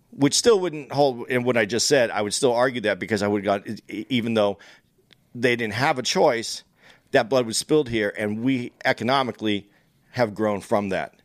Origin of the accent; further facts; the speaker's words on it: United States; I'm an American. I was born here. I've taken benefits from here. I rooted here.